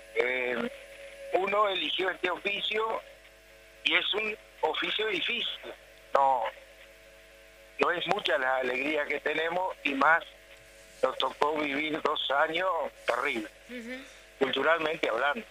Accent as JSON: {"language": "Spanish", "town": "Fray Bentos", "region": "Río Negro", "country": "Uruguay", "moved": "as an adult", "said": "Estuve mucho, mucho tiempo afuera, yo creo que estuve del 78 al 87 que volví a Fray fuera"}